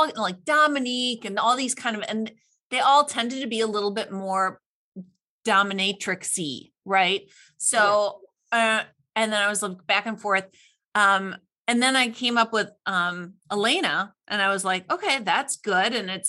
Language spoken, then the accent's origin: English; Midwest, United States; I'm from the Midwest and you know, Norwegian, German background